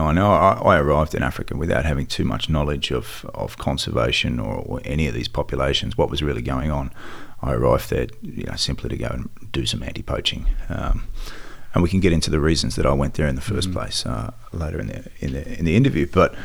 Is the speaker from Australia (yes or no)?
yes; Sydney, New South Wales, Australia; also born or lived in Melbourne; Well, I was born in Melbourne, raised in Sydney. Dad ran pubs, so we lived in pubs.